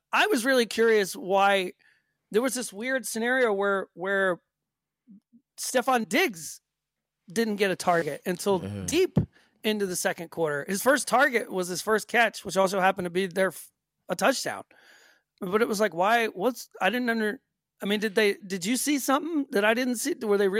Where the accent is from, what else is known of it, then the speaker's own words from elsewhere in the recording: the South, United States; you and I know this from growing up in the South.